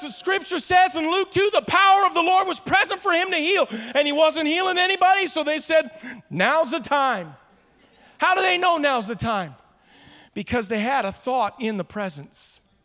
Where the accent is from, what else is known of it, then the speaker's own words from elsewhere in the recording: Ottawa, Ontario, Canada; I am a Canadian born in Ottawa